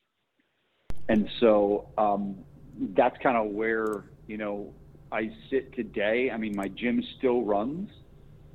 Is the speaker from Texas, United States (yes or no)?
no; New Jersey, United States; moved away; I'm from New Jersey originally